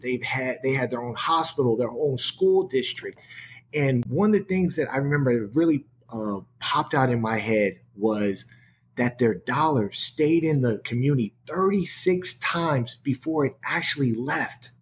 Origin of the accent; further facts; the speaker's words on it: San Francisco, California, United States; moved away; growing up in San Francisco where I was because I, I was born on a uh, Page and Steiner in the Fillmore district